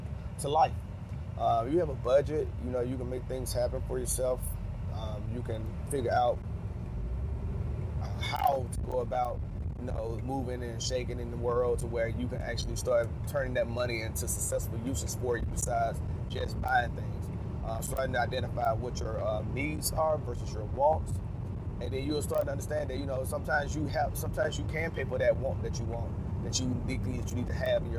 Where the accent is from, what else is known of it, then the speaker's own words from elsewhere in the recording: Birmingham, Alabama, United States; moved away as an adult; I'm from Birmingham, Alabama. I joined the military at 18